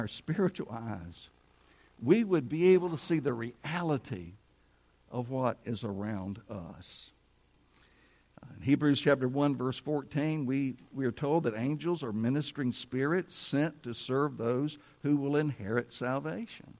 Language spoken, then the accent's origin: English; United States; We are American citizens. We are citizens of the USA